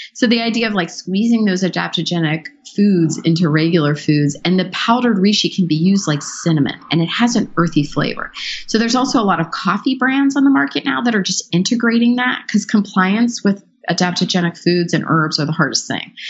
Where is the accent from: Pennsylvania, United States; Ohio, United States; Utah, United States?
Pennsylvania, United States; Pittsburgh; I grew up in Pittsburgh from a Hungarian family